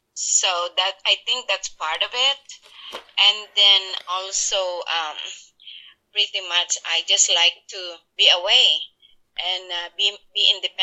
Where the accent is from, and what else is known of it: Philippines; moved away as an adult